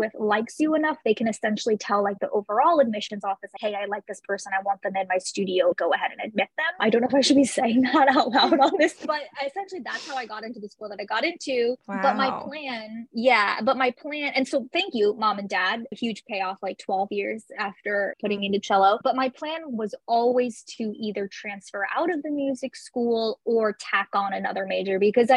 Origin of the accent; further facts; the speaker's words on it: San Francisco Bay Area, California, United States; I'm originally from the San Francisco Bay Area